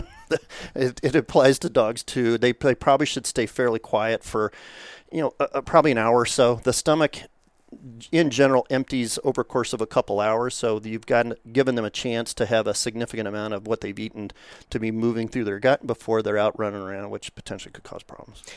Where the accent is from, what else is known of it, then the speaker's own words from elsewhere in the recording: Kentucky, United States; moved away; also born or lived in Rhode Island; I grew up in Kentucky in a horse family, a fox hunting family